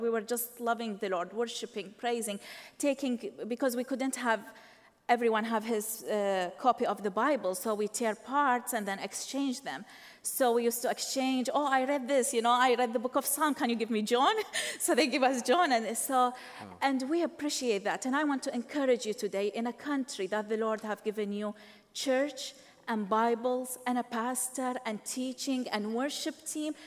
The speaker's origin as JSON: {"language": "English", "town": "Baghdad", "region": "Baghdad Governorate", "country": "Iraq", "tie": "born or raised there", "moved": "yes", "said": "I was born in Iraq, Baghdad, Iraq"}